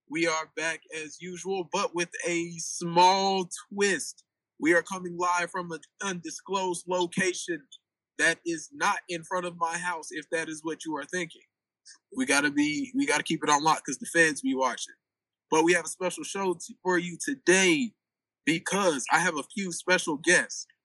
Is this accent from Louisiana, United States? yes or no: yes; Baton Rouge, Louisiana, United States; straight out of Baton Rouge, Louisiana.